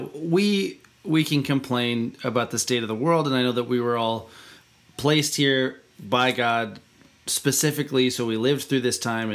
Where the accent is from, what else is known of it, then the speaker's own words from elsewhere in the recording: Western Montana, United States; I grew up in Western Montana, which is ultra-rural United States